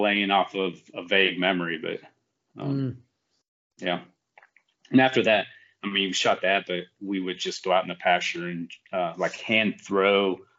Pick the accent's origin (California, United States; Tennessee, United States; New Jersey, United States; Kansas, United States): Kansas, United States; Western; moved away as an adult; now in North Carolina, United States; I grew up in Western Kansas.